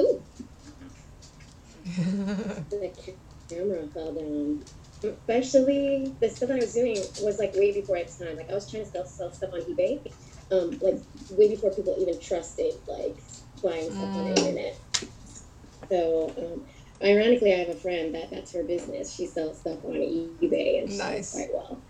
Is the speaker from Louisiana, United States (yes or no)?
no; San Diego, California, United States; I was born and raised in San Diego